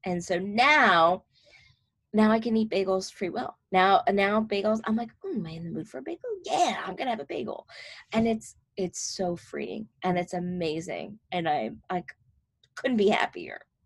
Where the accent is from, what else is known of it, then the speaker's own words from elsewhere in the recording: New Jersey, United States; I'm from North Jersey